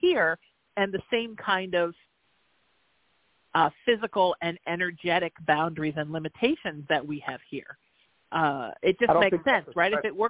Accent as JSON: {"language": "English", "region": "Connecticut", "country": "United States", "said": "You know, I have a client that teases me because I'm from Connecticut, that I channel the Pepperidge Farm gods."}